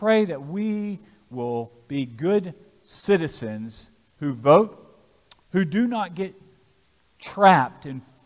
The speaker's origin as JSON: {"language": "English", "town": "Vestavia Hills", "region": "Alabama", "country": "United States", "tie": "born or raised there", "moved": "yes", "lives_now": "Fayette County, United States", "said": "I grew up in Alabama, and I remember going to Vestavia Hills High School with my parents"}